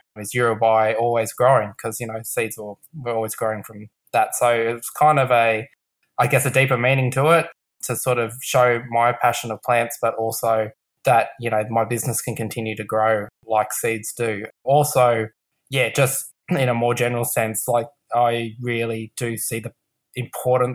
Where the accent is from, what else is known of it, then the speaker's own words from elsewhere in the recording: Canberra, Australian Capital Territory, Australia; I'm born and raised in Canberra, Ngunnawal country, and I have done all my schooling and all my work here.